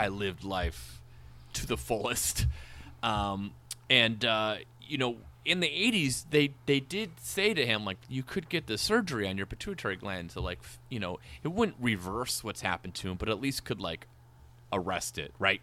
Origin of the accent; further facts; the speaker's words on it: Minnesota and Wisconsin, Midwest, United States; we grew up in Minnesota and Wisconsin